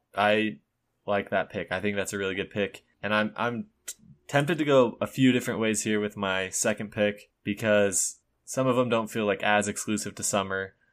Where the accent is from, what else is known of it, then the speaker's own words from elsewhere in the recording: Utah, United States; where we're from Utah